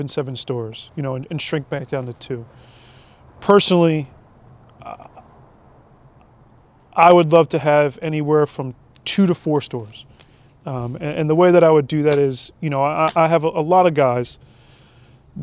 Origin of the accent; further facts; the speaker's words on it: Keyport, New Jersey, United States; we grew up in Keyport when I was younger.